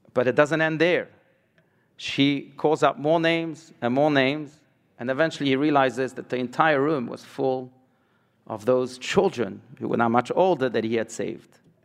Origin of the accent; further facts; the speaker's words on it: France; I was born in France